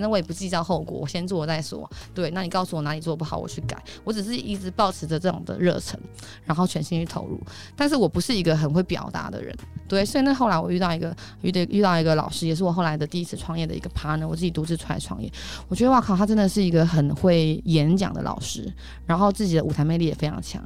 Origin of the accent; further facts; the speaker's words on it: Taipei, Taiwan; 我台北人